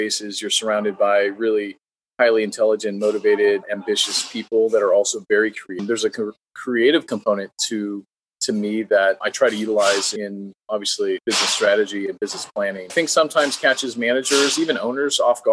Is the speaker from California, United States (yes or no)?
yes; San Jose, California, United States; I'm from San Jose, California, Silicon Valley